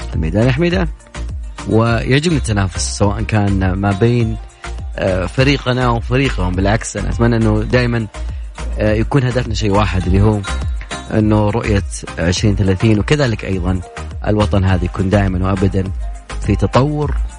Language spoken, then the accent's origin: Arabic; Saudi Arabia; عندنا في المملكة العربية السعودية